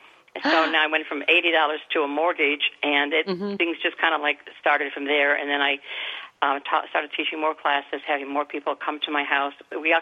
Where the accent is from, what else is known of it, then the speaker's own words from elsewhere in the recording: Midwest, United States; moved away as an adult; I'm from the Midwest, like I said, and it was my therapy in the evenings to be calm, because coming from a little town to a big city, I didn't know anybody